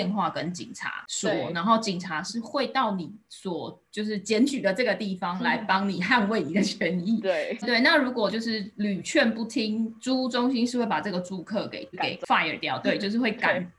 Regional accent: Taiwan; moved away as an adult; now in Finland; 身为一个华人，或是身为一个台湾的学生

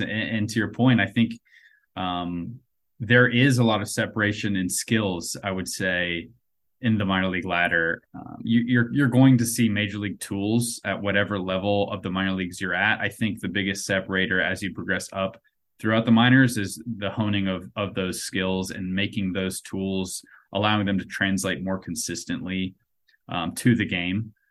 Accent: North Carolina, United States; I grew up in North Carolina

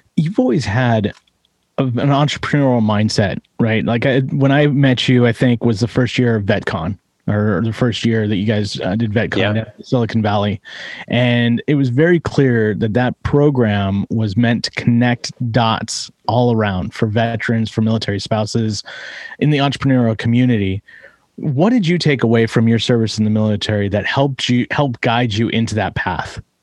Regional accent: East Bay, California, United States; I grew up in the East Bay as well

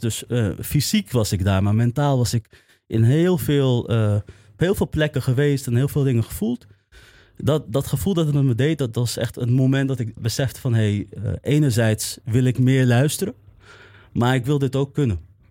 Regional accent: Amsterdam, North Holland, Netherlands; in West en Nieuw-West, in de omgeving waar ik ben opgegroeid

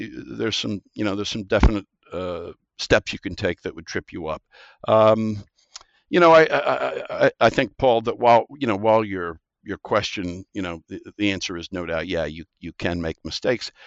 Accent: Midwest, United States; moved away as an adult; also born or lived in East Coast, United States / Singapore; now in Australia; Growing up in the Midwest

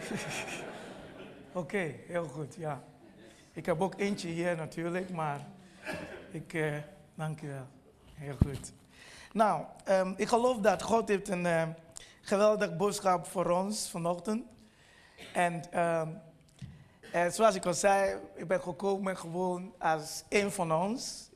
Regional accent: Nigeria; Dutch is a second language; now in Netherlands; ik kom oorspronkelijk uit Nigeria

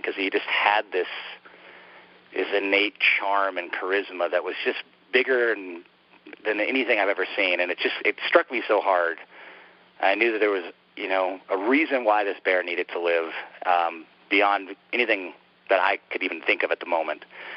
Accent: Montana, United States; since I was a kid growing up in Montana

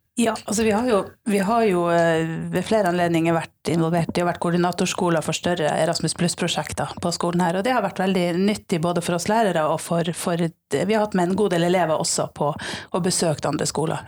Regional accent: Finnmark, Norway; født og oppvokst i Finnmark

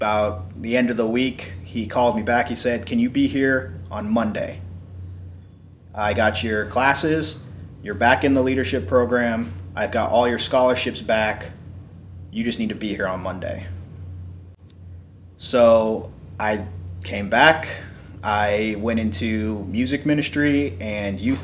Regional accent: California, United States; moved away as an adult; also born or lived in Waynesburg, Pennsylvania; I grew up in California.

